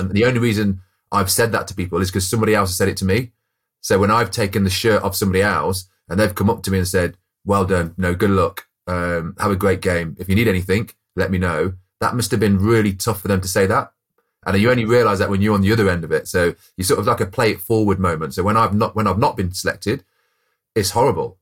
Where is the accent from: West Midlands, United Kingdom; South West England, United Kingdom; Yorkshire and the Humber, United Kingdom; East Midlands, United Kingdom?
West Midlands, United Kingdom; Coventry; I grew up in Coventry. So I'm a Coventry lad